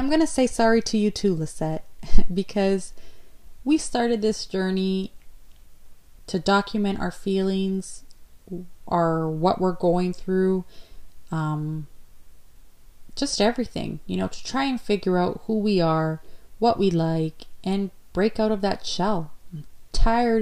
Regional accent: Ontario, Canada; I'm from Canada, Province, Ontario

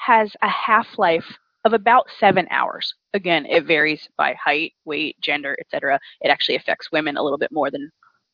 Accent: the South, United States; also born or lived in upstate New York; now in New York, United States; I grew up in the South

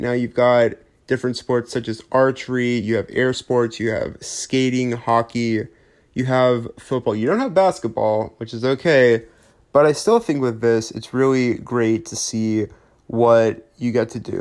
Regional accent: Alabama, United States; I am born and raised in Alabama

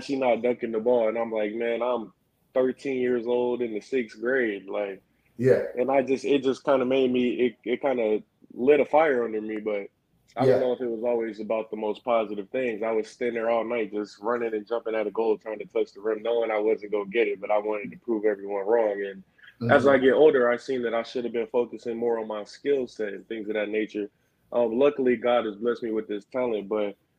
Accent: Clover, South Carolina, United States; also born or lived in Rock Hill, South Carolina; I'm originally from Clover, South Carolina, but when I was in middle school, I moved to Rock Hill.

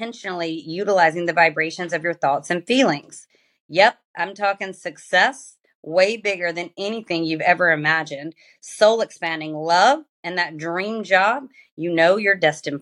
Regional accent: Georgia, United States; I grew up in Georgia and in the South, one of the most religious parts of the USA

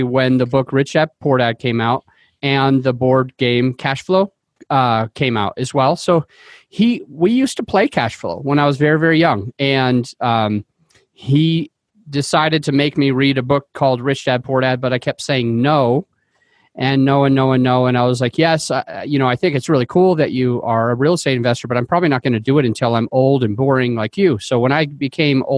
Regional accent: Utah, United States; now in Denver, United States; I came from Utah, and so that's where I grew up

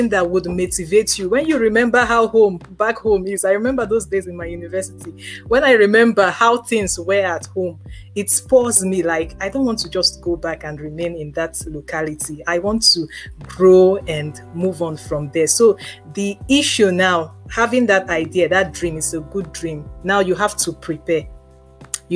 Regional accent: Lagos, Nigeria; I grew up in Ajegunle for the first 20-something years of my life

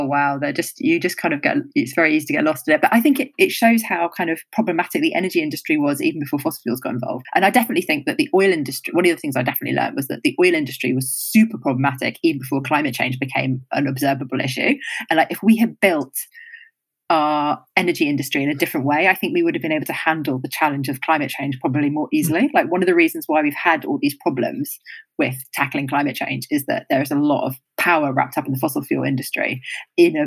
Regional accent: United Kingdom; as a Brit

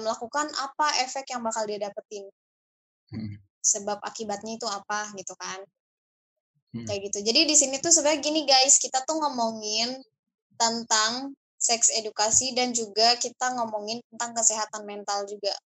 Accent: Saudi Arabia; moved away; gue kan berasal dari Saudi

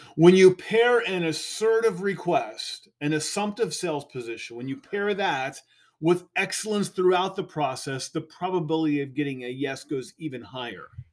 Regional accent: California, United States; I'm a Californian

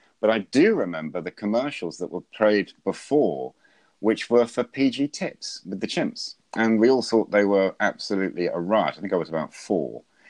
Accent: Wellesbourne, West Midlands, United Kingdom; a little village where I grew up just outside Stratford-on-Avon

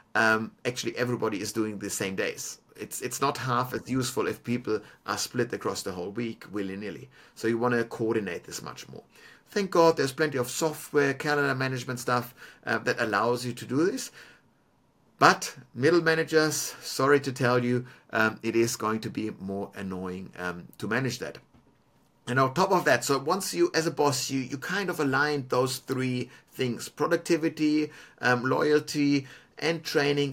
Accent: Munich, Bavaria, Germany; now in Melbourne, Australia; Germany, for example, where I'm from, is, is a stagnant uh, population uh, on a national level, but my hometown of Munich

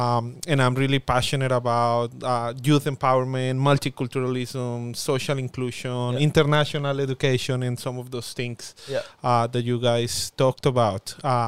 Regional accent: Villavicencio, Meta, Colombia; also born or lived in Bogota; now in Darwin, Australia; I wanted to be to come to a small place like my hometown in Villavicencio in Colombia, a warm place like Darwin

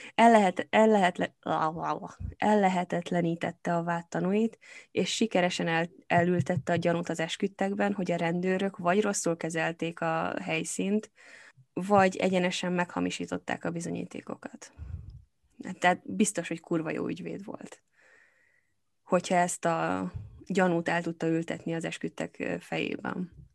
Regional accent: Hungary; now in England, United Kingdom; én magyar vagyok itt Angliában, attól engem is ér rasszizmus folyamatosan, mert nem vagyok brit

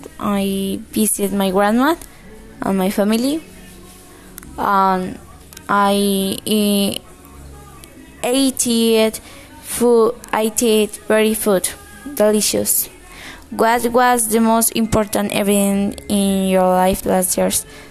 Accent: Cali, Valle del Cauca, Colombia; English is a second language; I was born in Cali.

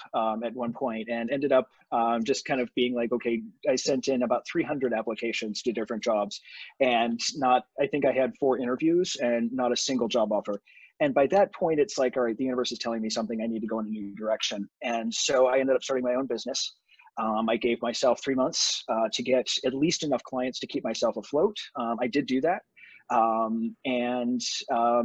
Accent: Buffalo, New York, United States; moved away as an adult; also born or lived in Toronto / Cleveland; I'm originally from Buffalo, New York, lived in Toronto

